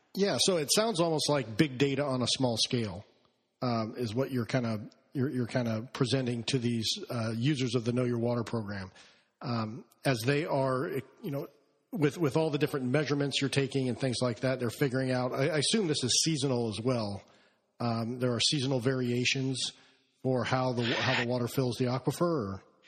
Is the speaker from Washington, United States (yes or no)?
yes; Olympia, Washington, United States; moved away; I grew up in Olympia, Washington